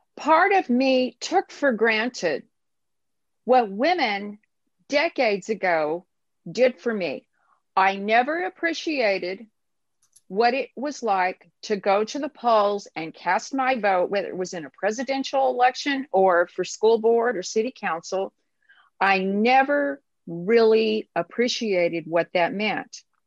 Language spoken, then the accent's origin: English; United States; As an American and as a woman